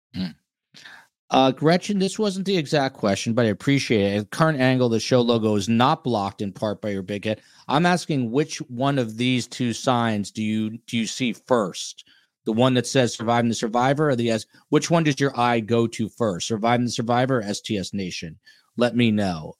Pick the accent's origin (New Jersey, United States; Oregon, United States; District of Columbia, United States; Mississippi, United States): New Jersey, United States; Highland Park; I grew up walking the streets of Highland Park, New Jersey